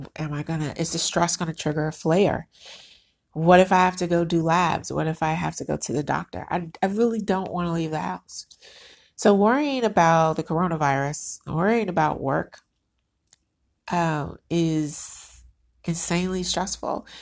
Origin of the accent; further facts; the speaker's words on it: United States; I'm Black American.